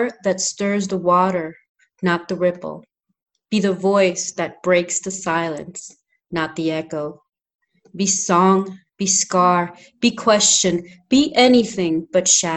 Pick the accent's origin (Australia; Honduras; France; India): Honduras; English is a second language; moved away; also born or lived in New Hampshire, United States; I'm from Honduras